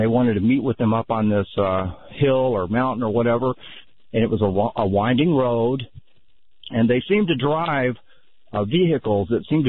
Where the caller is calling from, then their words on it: Gulf Shores, Alabama, United States; I'm actually calling from the Gulf Coast here in Gulf Shores, Alabama.